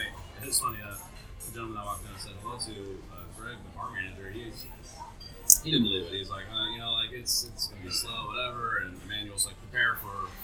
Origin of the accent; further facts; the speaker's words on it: Ohio, United States; moved away; I'm from Ohio, so it's like, meat and potatoes